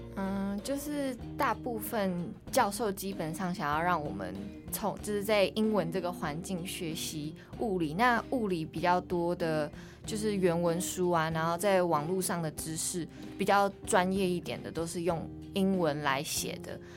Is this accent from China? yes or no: no; Taiwan; first language English (one of her native languages); also born or lived in Netherlands; 我是，就是在荷兰出生，然后我是读那边的国际学校，所以就是大概十岁才回台湾